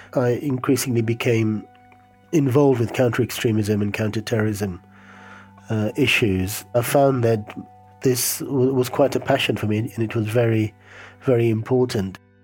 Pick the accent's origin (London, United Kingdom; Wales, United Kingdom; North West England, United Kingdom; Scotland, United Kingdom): London, United Kingdom; I grew up in London from the age of five